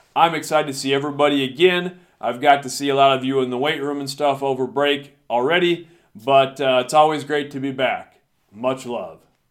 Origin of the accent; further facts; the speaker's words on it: United States; got a chance to come back to my hometown, and started teaching here